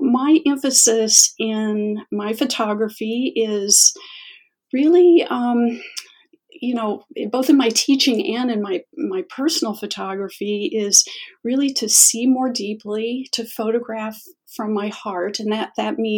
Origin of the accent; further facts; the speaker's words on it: Chicago, Illinois, United States; I'm from the Chicago area, and I am really, really lucky to live 10 minutes from the most amazing place to photograph, and that is the Chicago Botanic Garden